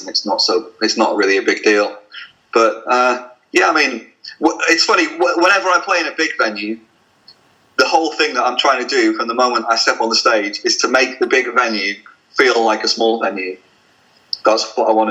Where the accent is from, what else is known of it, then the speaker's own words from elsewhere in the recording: Blackpool, North West England, United Kingdom; I'm from Blackpool